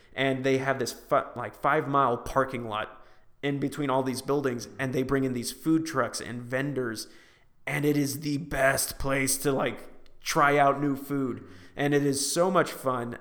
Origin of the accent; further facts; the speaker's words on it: Vacaville, California, United States; moved away; my hometown of Vacaville